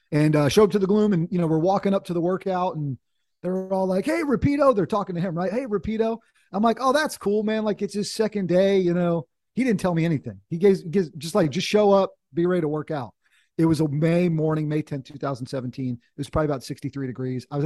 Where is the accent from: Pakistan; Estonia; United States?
United States; North Carolina; My dad was in the Air Force when we were kids, but sort of grew up in North Carolina, went to college down here, and had a chance to to kind of come home in, in a sense.